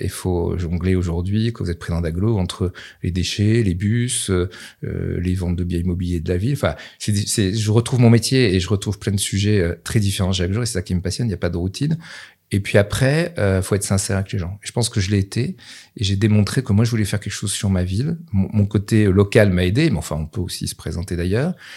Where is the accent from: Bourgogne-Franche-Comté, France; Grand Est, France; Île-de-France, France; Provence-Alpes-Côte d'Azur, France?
Bourgogne-Franche-Comté, France; Nevers; j'étais de Nevers